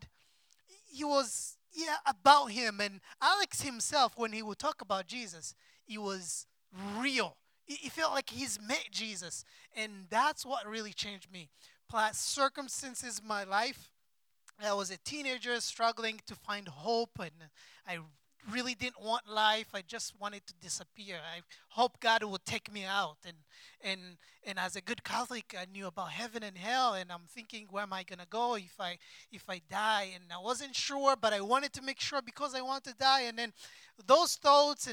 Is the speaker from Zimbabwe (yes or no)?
no; Rwanda; moved away as an adult; also born or lived in Democratic Republic of Congo / Indonesia; now in United States; I was born in Democratic Republic of Congo, and then I was a baby. We moved to Rwanda because of war. I grew up in there in a refugee camp until I turned 20 years old, and then we came here in America